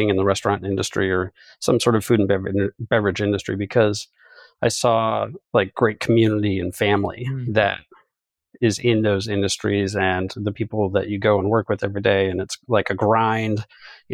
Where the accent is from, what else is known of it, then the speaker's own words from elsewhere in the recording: Connecticut, United States; I'm actually from Connecticut, but as you well know, have some roots in Ohio.